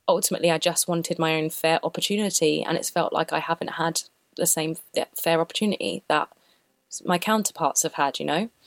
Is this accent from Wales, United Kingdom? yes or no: no; London, United Kingdom; I grew up in London, which is pretty multicultural